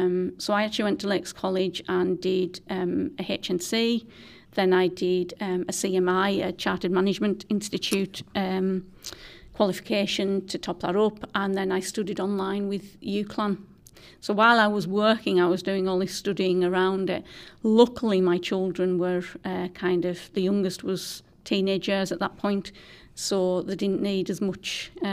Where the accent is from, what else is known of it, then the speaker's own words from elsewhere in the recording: Whitehaven, North West England, United Kingdom; I am. So I'm a Myras lass. I was born on Myras, which is an estate in Whitehaven, and I had grandparents on both sides of the estate because it is a split estate.